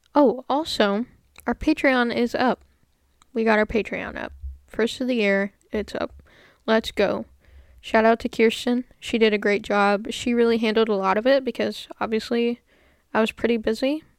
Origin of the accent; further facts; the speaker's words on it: United States; I am American